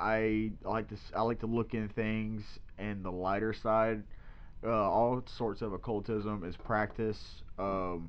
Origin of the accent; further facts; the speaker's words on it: Louisiana, United States; We're both like. Born and raised in Louisiana